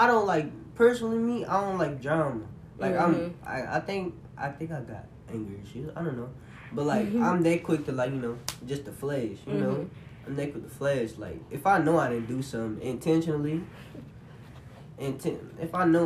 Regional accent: Louisiana, United States; I'm from Louisiana

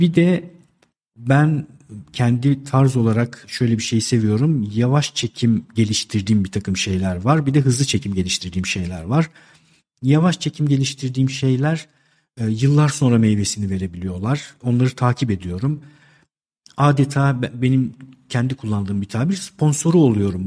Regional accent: Istanbul, Turkey; 1971 ee, İstanbul doğumluyum

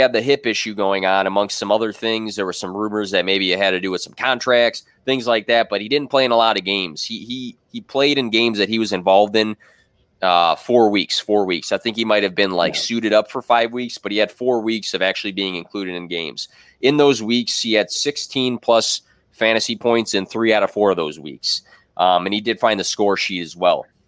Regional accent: Chicago, Illinois, United States; that's my hometown team

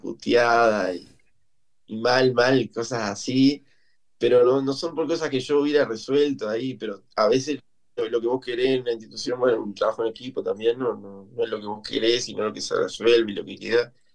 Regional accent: Lascano, Rocha, Uruguay; moved away as an adult; now in Montevideo, Uruguay; Y me vine para Montevideo, soy de Lascano, vine a Montevideo a estudiar

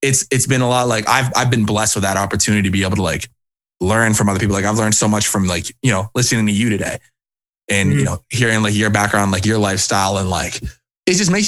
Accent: Cape Cod, Massachusetts, United States; moved away as an adult; also born or lived in New Hampshire; now in Boston, United States; I'm from Cape Cod originally, which is like a little bit of like an hour and a half away from Boston

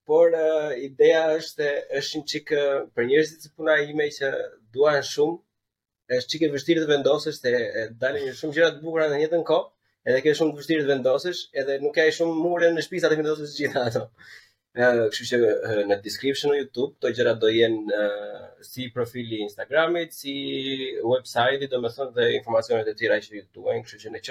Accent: Albania; si shqiptar

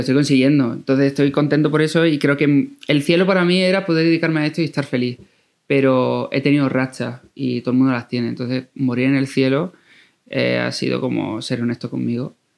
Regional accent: Coria del Río, Andalusia, Spain; Yo vengo de Corea del Río, de un pueblo de Sevilla

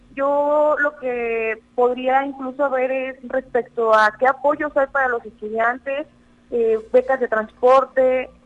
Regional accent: San Luis Potosí, Mexico; cada vez somos más juventudes potosinas

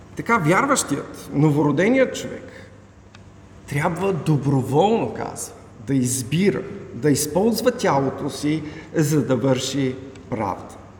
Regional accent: Bulgaria; Ние като българи сме родени тук в България, имаме българско гражданство.

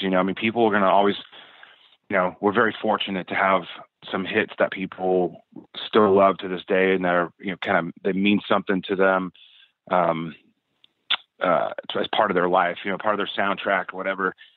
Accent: Southern California, United States; we're all from Southern California. We all grew up playing in in in, in the clubs around here

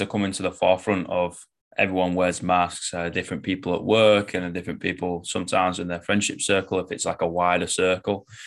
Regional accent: Manchester, North West England, United Kingdom; I'm from Manchester, like, northwest of England.

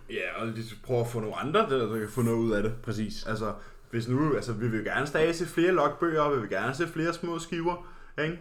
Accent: Karlslunde, Zealand, Denmark; vi er begge to fra en lille flække, kaldet Karlsson.

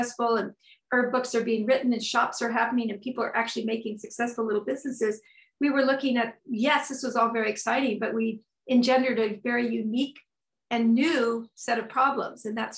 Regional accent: Northern California, United States; moved away as an adult; I grew up in Northern California

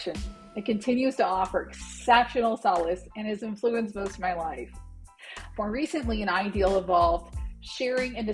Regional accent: Detroit, Michigan, United States; also born or lived in Anchorage, Alaska; now in West Texas, United States; I was born in Anchorage, Alaska, but grew up in Metro Detroit

